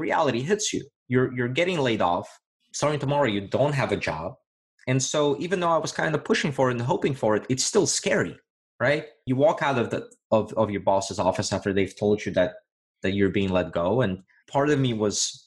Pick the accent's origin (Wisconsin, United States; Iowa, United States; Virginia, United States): Virginia, United States; moved away; back in my home state of Virginia